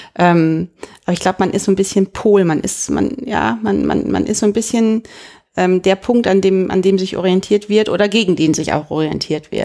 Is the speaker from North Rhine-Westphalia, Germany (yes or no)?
yes; North Rhine-Westphalia, Germany; accent: Westphalian; now in Heidelberg, Germany; Ich komme auch aus so einem 500-Seelen-Dörfchen in Ostwestfalen